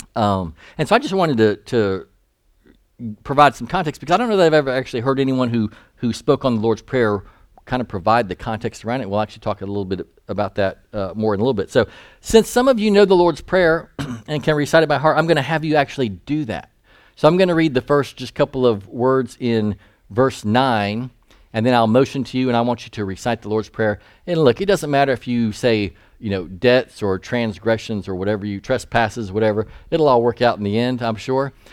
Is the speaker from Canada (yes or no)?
no; Eastern North Carolina, United States; I grew up in East North Carolina